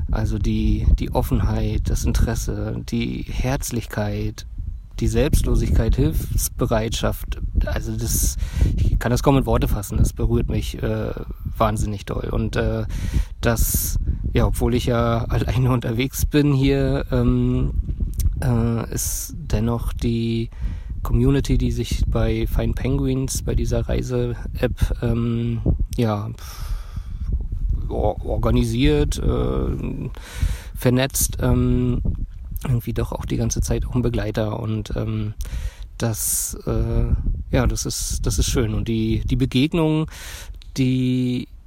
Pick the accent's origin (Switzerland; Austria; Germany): Germany; Berlin; ich komme aus Berlin und ähm, ja, mache gerade eine Auszeit